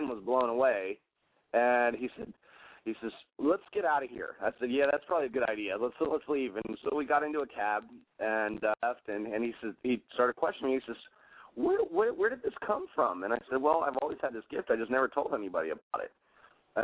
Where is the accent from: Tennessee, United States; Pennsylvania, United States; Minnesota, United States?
Pennsylvania, United States; Gettysburg; also born or lived in Elizabeth, New Jersey / Galveston Island, Texas; now in Galveston, United States; I grew up on the Gettysburg battlefield